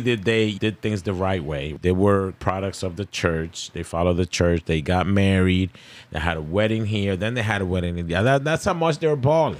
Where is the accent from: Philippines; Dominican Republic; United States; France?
Dominican Republic; I'm Dominican